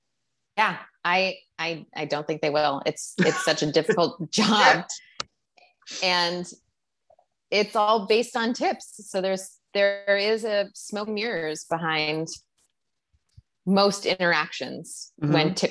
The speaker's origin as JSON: {"language": "English", "region": "Wisconsin", "country": "United States", "tie": "born or raised there", "also_born_or_lived": "Michigan / Chicago", "moved": "as an adult", "said": "I grew up in Wisconsin. I went to school in Michigan And I moved to Chicago after school."}